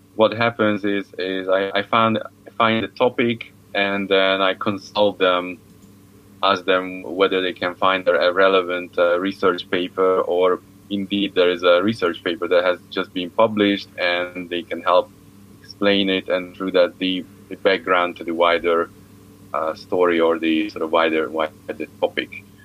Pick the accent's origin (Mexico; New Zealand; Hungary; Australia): Hungary; moved away; I come from Hungary.